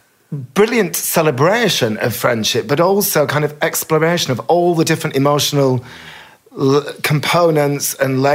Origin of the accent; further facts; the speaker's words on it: Bolton, North West England, United Kingdom; When I grew up in Bolton